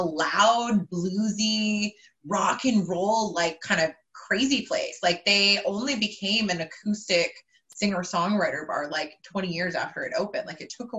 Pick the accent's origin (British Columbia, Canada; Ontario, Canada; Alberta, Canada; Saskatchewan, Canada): Alberta, Canada; Calgary; I grew up in Calgary, Alberta